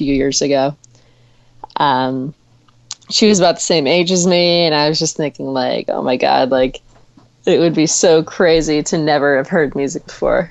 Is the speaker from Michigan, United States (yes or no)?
yes; Flint, Michigan, United States; moved away as an adult; now in Los Angeles, United States; I'm originally from Flint, Michigan, and I moved to Los Angeles about 7 years ago